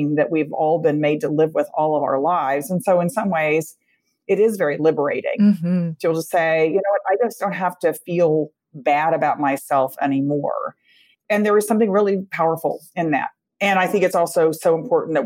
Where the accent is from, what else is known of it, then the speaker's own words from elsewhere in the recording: Texas, United States; my home state of Texas